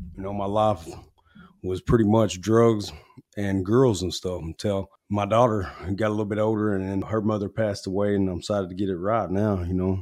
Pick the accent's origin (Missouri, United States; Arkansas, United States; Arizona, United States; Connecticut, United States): Arkansas, United States; Newport; I grew up in Newport, Arkansas